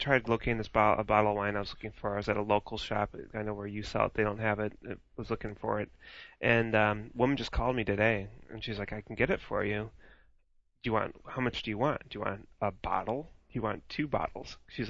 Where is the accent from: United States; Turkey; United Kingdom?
United States; El Mirage, Arizona; I'm from El Mirage, Arizona.